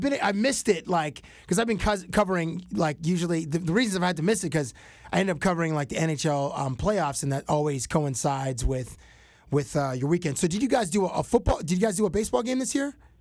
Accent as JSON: {"language": "English", "town": "Toronto", "region": "Ontario", "country": "Canada", "tie": "born or raised there", "said": "I grew up in Toronto"}